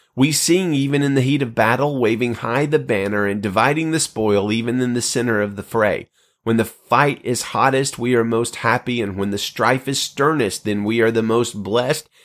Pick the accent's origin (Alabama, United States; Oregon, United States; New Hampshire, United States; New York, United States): Alabama, United States; Birmingham; moved away as an adult; now in Central California, United States; my hometown of Birmingham, Alabama